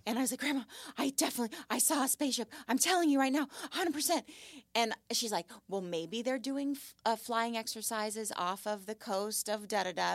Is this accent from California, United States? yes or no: yes; Malibu, California, United States; I grew up in Malibu, and I lived on Point Doom